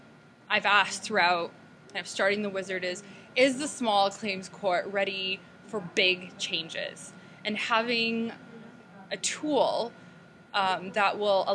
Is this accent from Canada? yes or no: yes; Toronto, Ontario, Canada; I'm from Toronto, and prior to Toronto, my family actually lived in three different countries before we moved to Toronto.